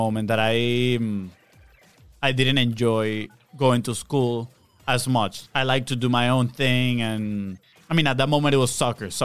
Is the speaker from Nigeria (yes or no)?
no; Venezuela; moved away as an adult; also born or lived in Texas; now in Jacksonville, United States; And so I grew up in Venezuela. We both did. We were born and raised in Venezuela.